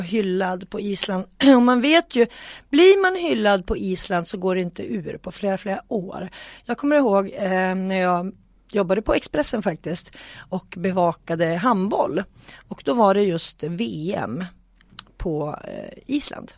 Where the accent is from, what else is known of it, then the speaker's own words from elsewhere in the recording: Sweden; vi var fem från Sverige